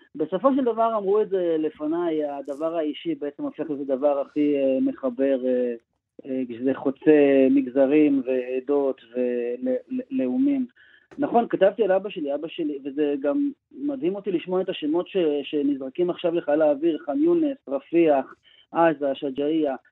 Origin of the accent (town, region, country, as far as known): Israel; moved away as an adult; now in United States